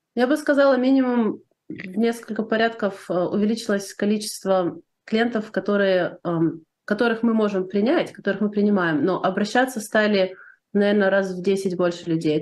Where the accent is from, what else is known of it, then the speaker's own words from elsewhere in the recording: Odesa, Odesa Oblast, Ukraine; moved away as an adult; now in United States; я живу в Штатах уже больше 30 лет, Сама я из Одессы, из Украины.